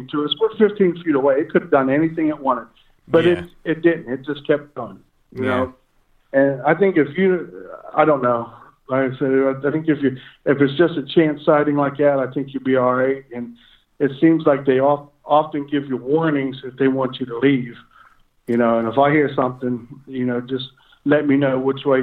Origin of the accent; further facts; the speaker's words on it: Kittanning, Pennsylvania, United States; my hometown is Kittanning, Pennsylvania